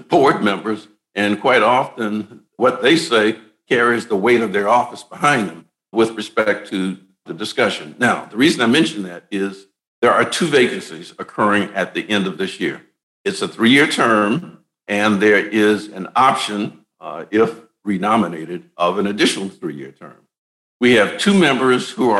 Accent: Deep South, United States; I'm from the Deep South

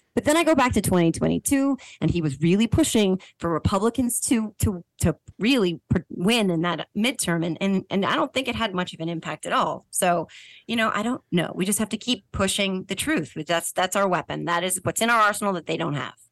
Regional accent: New Jersey, United States; I am from New Jersey and I am a mom

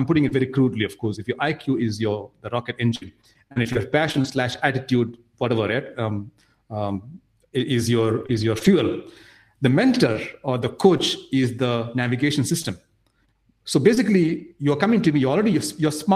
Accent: Nigeria; also born or lived in India; So I grew up in Nigeria. I didn't grow up in India

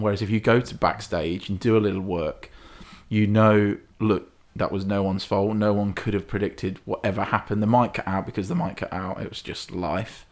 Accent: Hinckley, East Midlands, United Kingdom; I'm from Hinckley

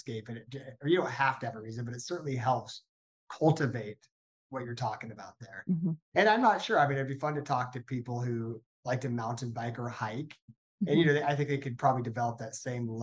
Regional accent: Northern California, United States; I grew up in Northern California

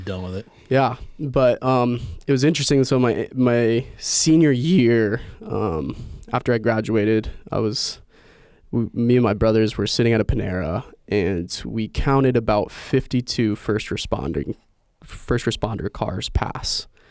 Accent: Indiana, United States; I was born and raised in Indiana

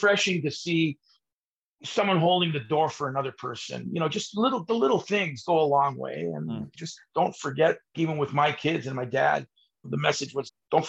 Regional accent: Toronto, Ontario, Canada; first language Italian; English is a second language; Probably my first language was Italian. Even with a Canadian mom, she spoke Italian as well

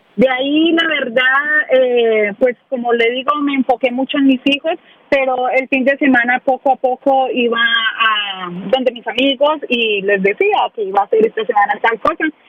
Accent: Ibagué, Tolima, Colombia; now in Nashville, United States; Soy de Ibagué del departamento del Tolima, de, la ciudad musical de Colombia

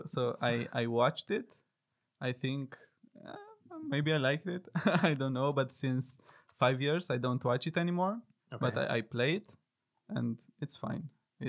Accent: Arad, Arad County, Romania; moved away; Yeah, so I am Romanian. I grew up with Colleen in Arad.

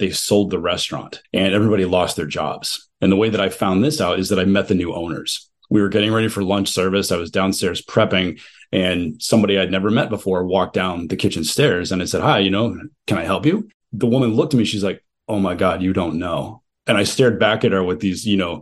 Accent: New England, United States; also born or lived in Kentucky; I know I'm from New England.

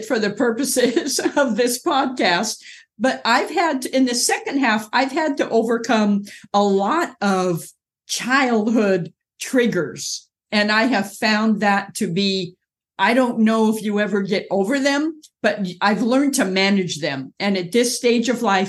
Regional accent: Orange County, California, United States; moved away as an adult; also born or lived in Inglewood, California; now in North Carolina, United States; I was born in Inglewood, California, grew up in Orange County, California, near a beach community most of my life

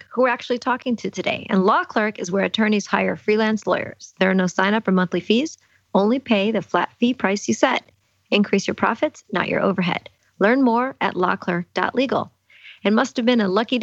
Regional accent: New Orleans, Louisiana, United States; I'm from New Orleans

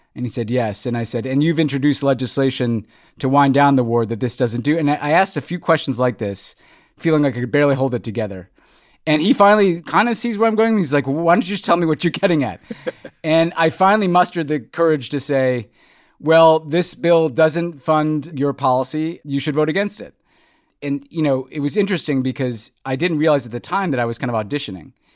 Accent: New York City, New York, United States; moved away as an adult; also born or lived in Houston, Texas; now in Los Angeles, United States; after growing up in New York

